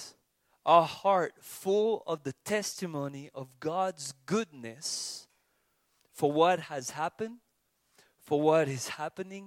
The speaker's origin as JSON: {"language": "English", "country": "France", "said": "from France"}